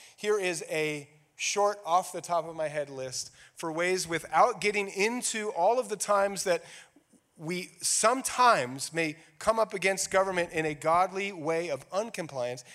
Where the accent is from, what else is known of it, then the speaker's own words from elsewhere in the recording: United States; we are all American